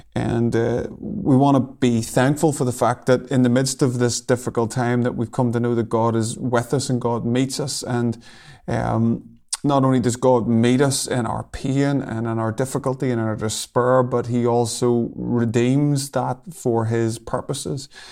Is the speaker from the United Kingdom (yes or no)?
yes; Lurgan, Northern Ireland, United Kingdom; I come from a place called Lurgan, which is, uh, about half an hour from Belfast